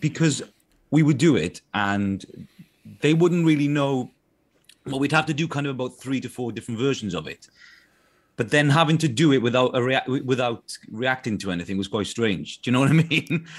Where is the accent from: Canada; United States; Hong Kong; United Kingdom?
United Kingdom; South Wales; accent: Welsh accent from South Wales; my Welsh accent from South Wales